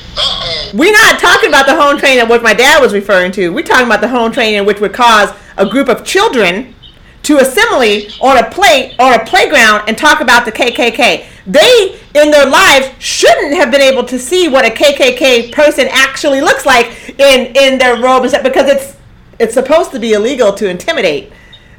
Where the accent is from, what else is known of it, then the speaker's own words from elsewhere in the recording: Eugene, Oregon, United States; moved away; also born or lived in Houston; Ain't nowhere in my little life in Eugene did I have 15% of black people around me.